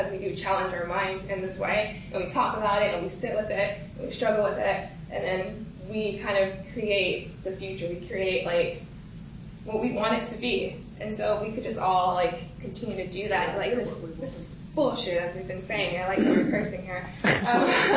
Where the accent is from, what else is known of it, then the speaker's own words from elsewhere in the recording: United States; being American and being African American